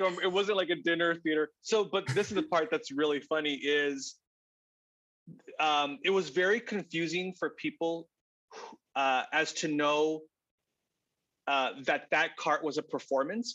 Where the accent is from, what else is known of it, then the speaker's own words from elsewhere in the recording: Texas, United States; moved away as an adult; also born or lived in Arizona / Chicago; I grew up in Texas, uh, went to school in Arizona, and then right after college, moved to Chicago